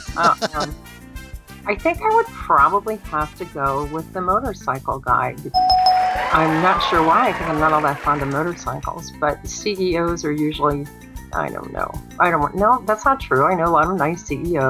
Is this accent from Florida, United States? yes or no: yes; Miami, Florida, United States; growing up in Miami, when I did, was kind of rough